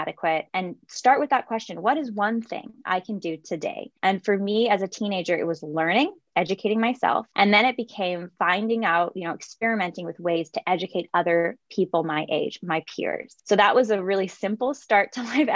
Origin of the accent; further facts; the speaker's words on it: San Jose, California, United States; I'm from San Jose, California, one of eight kids, so lots of younger brothers and sisters. And I grew up just seeing babies